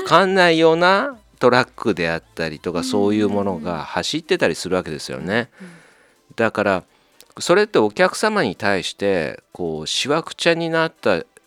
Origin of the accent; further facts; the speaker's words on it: Japan; うちの地元の近所の読売ランド